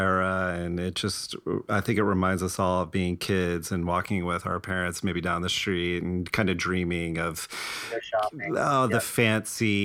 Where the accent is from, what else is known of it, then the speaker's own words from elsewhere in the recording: New Jersey, United States; now in Los Angeles, United States; I'm originally from New Jersey